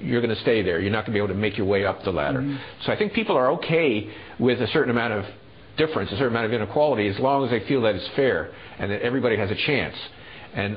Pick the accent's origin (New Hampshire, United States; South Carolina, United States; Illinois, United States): South Carolina, United States; Dillon; we went back to my hometown of Dillon